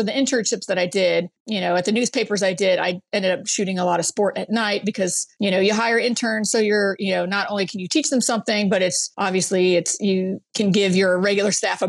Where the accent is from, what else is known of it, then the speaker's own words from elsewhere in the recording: Brainerd, Minnesota, United States; in a really small town in northern Minnesota, Brainerd, Minnesota. Oh, yeah. And yes, of course, lost my accent, but I can bring it back when I need to.